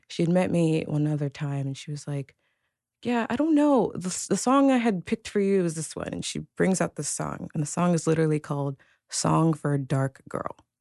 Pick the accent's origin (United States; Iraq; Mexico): United States; Princeton, New Jersey; I was born in Princeton, New Jersey